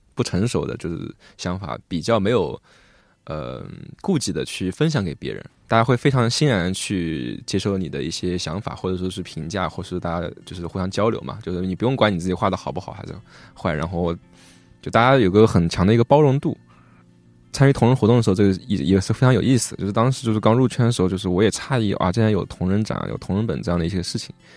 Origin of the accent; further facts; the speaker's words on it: Hangzhou, Zhejiang, China; 而且我们都是杭州人